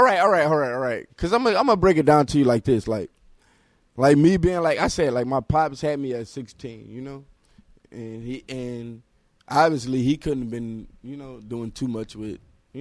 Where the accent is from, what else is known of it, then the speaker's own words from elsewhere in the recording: Detroit, Michigan, United States; I was growing up on Linwood. My whole family is on Linwood, which is the west side of Detroit.